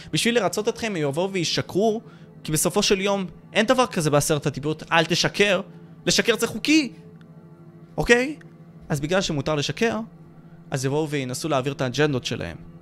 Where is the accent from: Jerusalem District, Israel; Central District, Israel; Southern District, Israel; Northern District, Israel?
Southern District, Israel; Ashkelon; אני מאשקלון